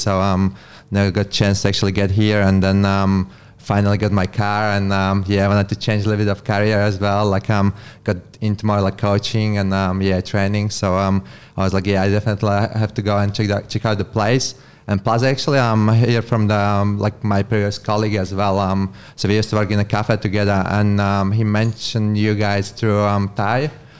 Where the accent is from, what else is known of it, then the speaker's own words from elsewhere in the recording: Slovakia; English is a second language; Right. I'm from Slovakia. So it's a small country in Europe. Eastern Europe kind of thing.